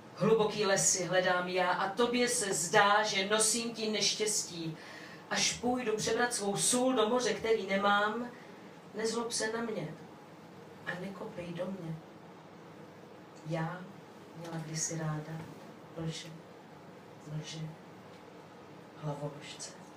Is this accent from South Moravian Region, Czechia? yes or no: yes; Brno, South Moravian Region, Czechia; Jsem z Brna